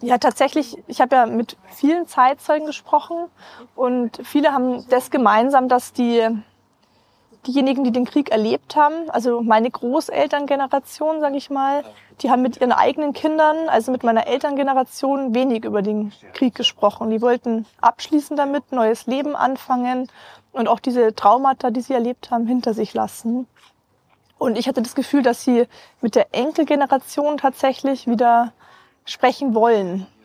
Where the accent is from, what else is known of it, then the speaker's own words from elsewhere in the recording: Rosenheim, Bavaria, Germany; ich bin gebürtige Rosenheimerin